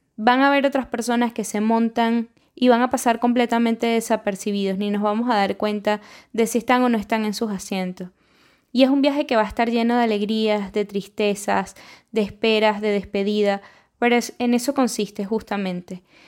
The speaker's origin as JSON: {"language": "Spanish", "country": "Venezuela", "moved": "as an adult", "lives_now": "Lima, Peru", "said": "yo soy venezolana y tengo dos añitos recién cumplidos viviendo acá"}